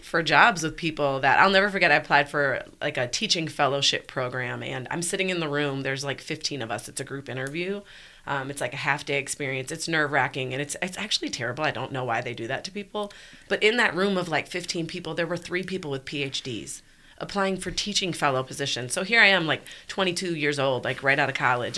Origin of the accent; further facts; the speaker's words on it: Milwaukee, Wisconsin, United States; moved away as an adult; also born or lived in Dubuque, Iowa; now in Birmingham, United States; I grew up in Milwaukee, Wisconsin